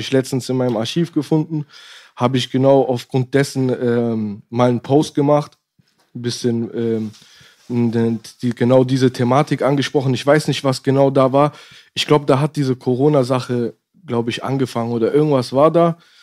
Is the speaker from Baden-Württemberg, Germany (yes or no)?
yes; Nürtingen, Baden-Württemberg, Germany; also born or lived in Berlin; geboren Berlin 93, hier habe ich gelebt, bis ich äh, sieben, sieben, acht war dann äh, rüber in eine Kleinstadt in der Nähe von Stuttgart. Nürtingen.